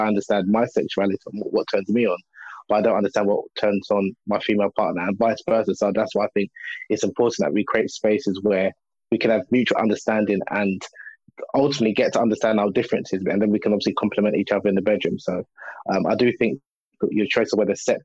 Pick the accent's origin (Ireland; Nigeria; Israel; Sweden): Nigeria; I'm originally from Nigeria, West Africa